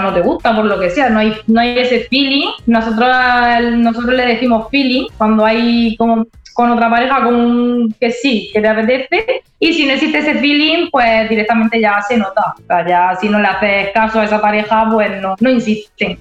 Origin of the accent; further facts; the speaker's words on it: Spain; nosotros somos de España